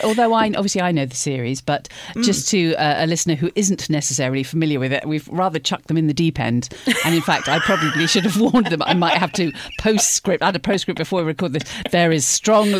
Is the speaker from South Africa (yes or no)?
no; London, United Kingdom; moved away; I grew up near East Finchley